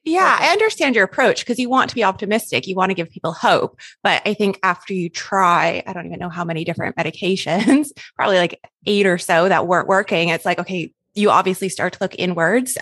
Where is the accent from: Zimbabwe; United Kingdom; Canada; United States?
Canada; now in Australia; I'm Canadian, by the way, if my accent is throwing you off and you're like, she does not sound Australian, I'm just in Australia